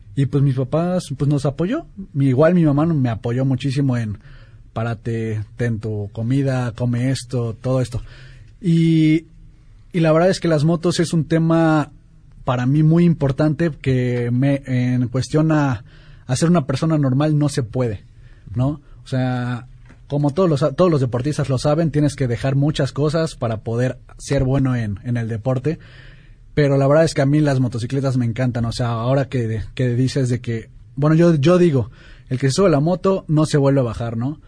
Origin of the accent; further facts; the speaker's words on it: Mexico City, Mexico; soy de aquí de la Ciudad de México